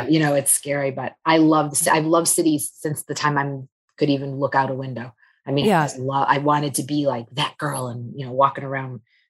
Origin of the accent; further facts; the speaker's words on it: Southfield, Michigan, United States; that is the part of Detroit that I'm from, is 8 Mile Southfield. {S0} Okay. {S1} And yeah. And I grew up in Michigan, and it really was like, you know, typical suburban.